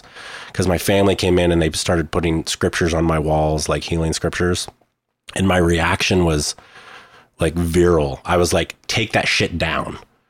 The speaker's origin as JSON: {"language": "English", "town": "Oklahoma City", "region": "Oklahoma", "country": "United States", "tie": "born there", "said": "I was born in Oklahoma, which is a bit Oklahoma City, which is a bit of the buckle of the Bible Belt. My family was Catholic, Hispanic."}